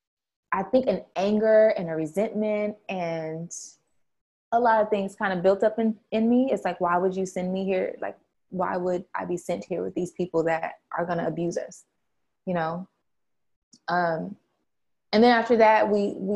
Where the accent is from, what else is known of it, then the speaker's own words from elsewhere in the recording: San Diego, California, United States; We're from California, all the way live San Diego, California